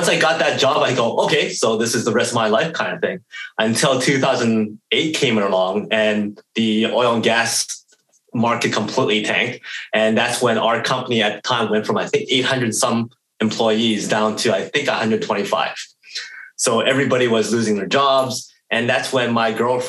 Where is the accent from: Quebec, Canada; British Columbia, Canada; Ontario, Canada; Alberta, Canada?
Alberta, Canada; Edmonton; born and raised in Edmonton, Alberta, Canada